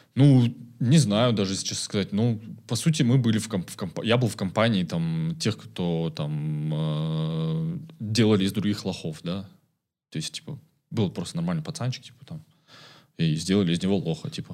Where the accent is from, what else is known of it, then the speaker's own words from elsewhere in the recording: Karaganda, Karaganda Region, Kazakhstan; moved away as an adult; now in Almaty, Kazakhstan; я родился в Караганде, это 94 год, июль. Вот э, ходил в обычную школу